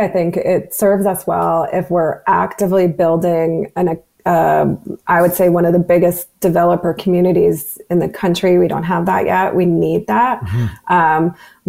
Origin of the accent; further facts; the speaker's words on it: Canada; because we're oil and gas and we're Canadian